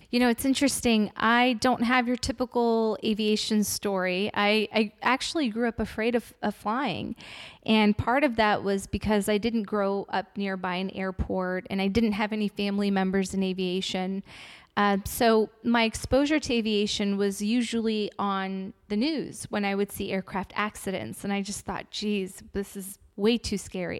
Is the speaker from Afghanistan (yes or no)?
yes; Afghanistan; moved away; I'm originally from Afghanistan and I come from a very big family of six girls